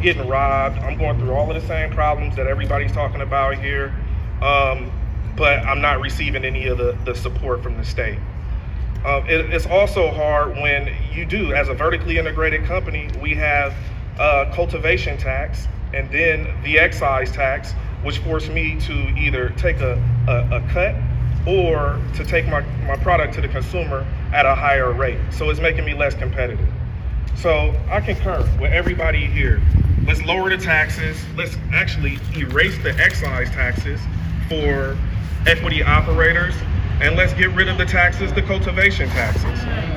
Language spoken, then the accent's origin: English; Oakland, California, United States; I grew up in East Oakland